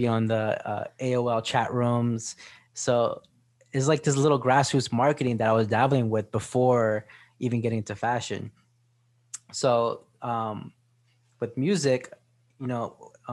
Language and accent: English; Sayreville, New Jersey, United States; I grew up in Sarville in New Jersey. It's just like a suburb town.